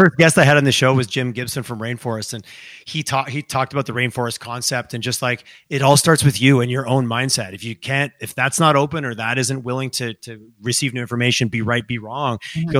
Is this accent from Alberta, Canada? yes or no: no; Montreal, Quebec, Canada; now in Calgary, Canada; when I first moved here back in 2000, there was a moment of like, I was from Montreal and that whole scene, I moved here.